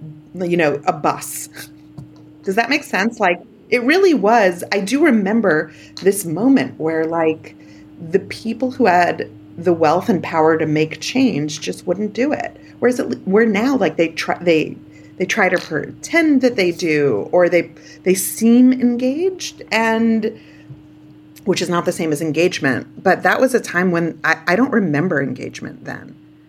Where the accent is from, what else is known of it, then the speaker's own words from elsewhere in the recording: New York City, New York, United States; I grew up in Canarsie. My sisters went to school in Crown Heights